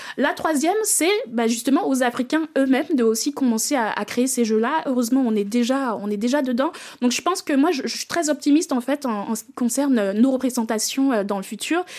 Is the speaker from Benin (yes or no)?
yes; Benin; j'ai découvert le jeu vidéo en Afrique, en grandissant au Bénin.